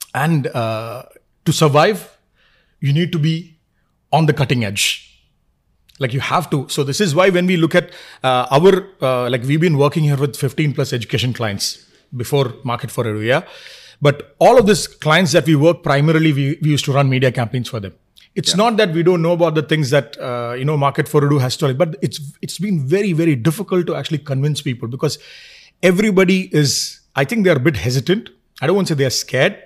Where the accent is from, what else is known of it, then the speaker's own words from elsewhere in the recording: Kerala, India; also born or lived in Dubai; I'm from Kerala